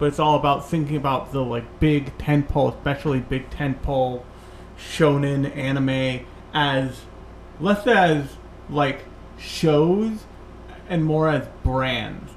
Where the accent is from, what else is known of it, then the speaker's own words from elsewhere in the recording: United States; as American otaku